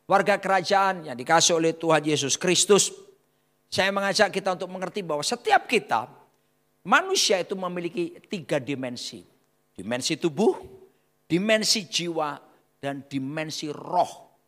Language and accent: Indonesian; Surabaya, East Java, Indonesia; Ya, doa kita orang Surabaya bilang mandi, sakti.